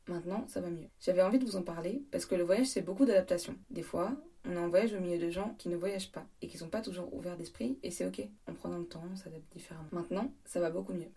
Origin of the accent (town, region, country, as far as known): France; moved away as an adult; now in England, United Kingdom